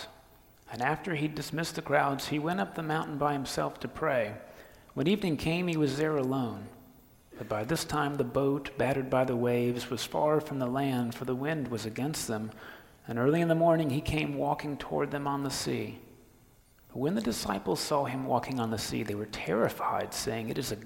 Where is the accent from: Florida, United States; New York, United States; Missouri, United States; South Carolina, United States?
Florida, United States; moved away; I grew up in Florida